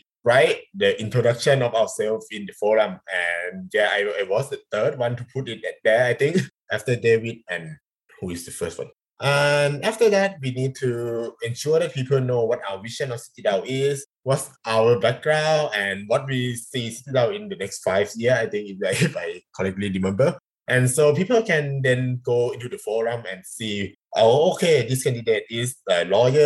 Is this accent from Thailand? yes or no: yes; Thailand; first language Thai; English is a second language